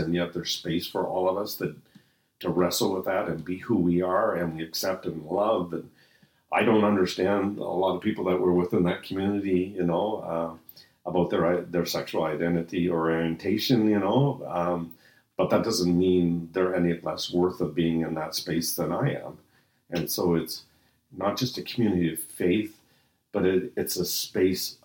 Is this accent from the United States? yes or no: no; Halifax, Nova Scotia, Canada; also born or lived in Edmonton, Canada; now in St. Catharines, Canada; I was born in Halifax and raised near the ocean